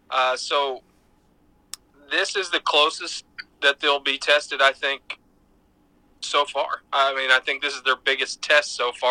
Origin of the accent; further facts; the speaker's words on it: Texas, United States; I'm Texan, Texans will probably tell you that uh, because everything's bigger.